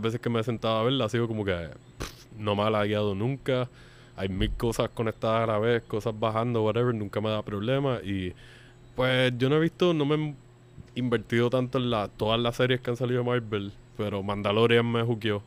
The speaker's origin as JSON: {"language": "Spanish", "country": "Puerto Rico", "said": "nosotros no somos de Estados Unidos, aunque somos un territorio una colonia estadounidense"}